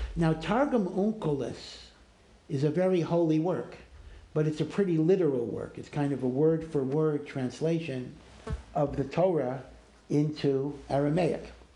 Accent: Maryland, United States; I'm from Maryland

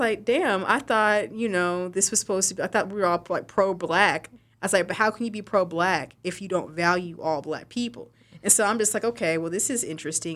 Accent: West Texas, United States; moved away; I'm from West Texas.

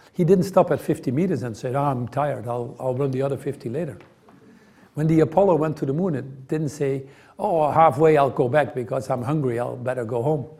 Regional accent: Netherlands; I grew up in the Netherlands

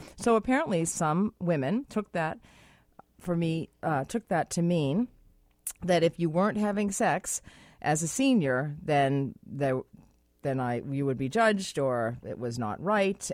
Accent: United States; now in Vancouver, Canada; I am American.

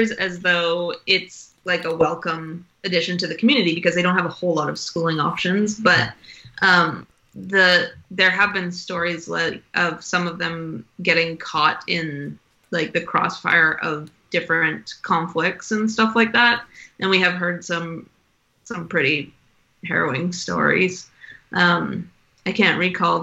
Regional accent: Canada; Me and our third co-founder Dale, we're Canadian

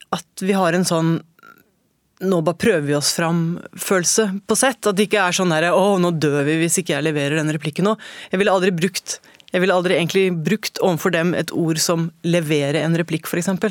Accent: Oslo, Norway; jeg har vokst opp på Holmlia. Mm. Og jeg bor på på østkanten i Oslo.

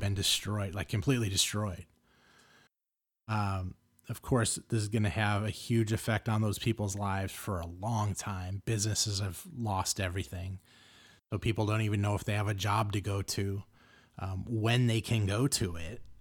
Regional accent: Los Angeles, California, United States; I grew up in Los Angeles

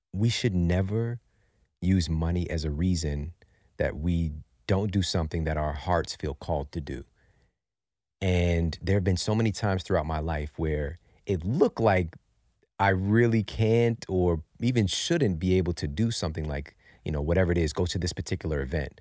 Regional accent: St. Louis, Missouri, United States; I'm from Saint Louis, Missouri, you know, right in the heartland, and I grew up in some pretty difficult circumstances

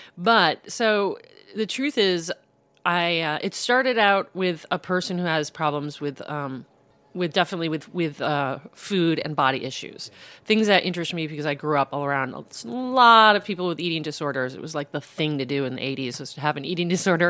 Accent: South Bend, Indiana, United States; moved away as an adult; also born or lived in Boston; I, I grew up in South Bend

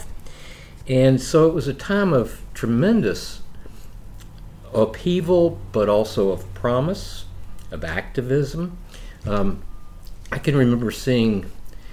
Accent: Logan County, West Virginia, United States; also born or lived in Beckley, West Virginia; I grew up in Logan County, West Virginia, later moved to Beckley, West Virginia.

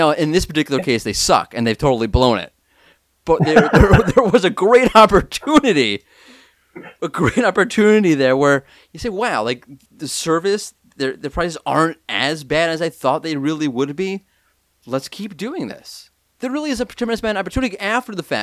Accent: United States; now in Israel; I'm an American

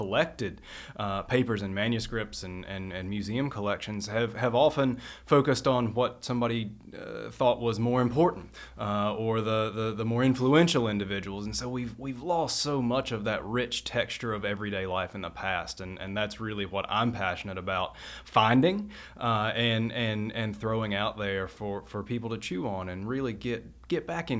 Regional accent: Kentucky, United States; Those were the stories about my family or my community that I grew up in Trigg County

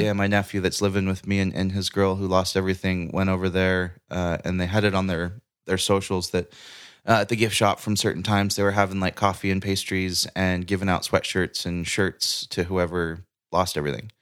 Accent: Paradise, California, United States; watching my hometown burn

